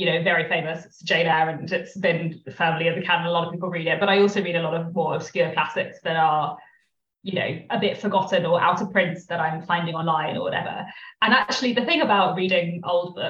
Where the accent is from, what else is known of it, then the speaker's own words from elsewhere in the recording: London, United Kingdom; I'm from London.